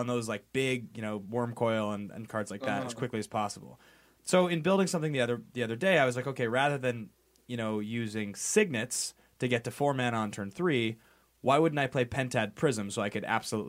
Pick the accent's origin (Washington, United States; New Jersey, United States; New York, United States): Washington, United States; Seattle; now in California, United States; I'm also from Seattle. I moved to California.